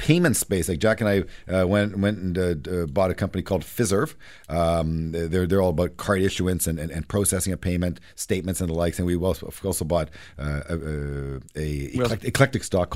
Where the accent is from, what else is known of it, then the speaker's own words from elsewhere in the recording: Canada; I'm as Canadian as they get